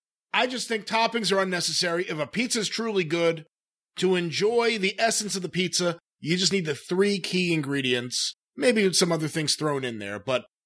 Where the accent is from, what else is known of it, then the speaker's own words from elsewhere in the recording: New York, United States; I am a New Yorker. I know my pizza. I grew up surrounded by the best pizza in the world.